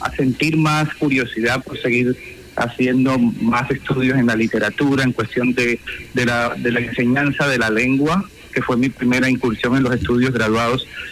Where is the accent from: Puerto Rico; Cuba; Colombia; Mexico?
Colombia; Barranquilla, Atlántico; moved away as an adult; now in United States; en mi tierra, en la Arenosa